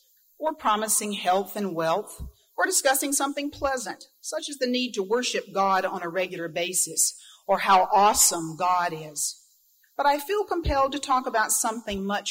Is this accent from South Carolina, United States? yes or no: yes; Easley, South Carolina, United States; moved away; Growing up in Easley, South Carolina, considered by some the buckle of the Bible Belt, I lived in a very monolithic, very WASPy world